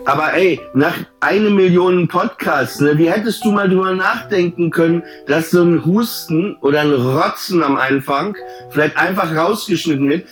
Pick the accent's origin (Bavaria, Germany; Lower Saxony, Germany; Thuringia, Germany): Lower Saxony, Germany; Papenburg; ich bin in Papenburg aufgewachsen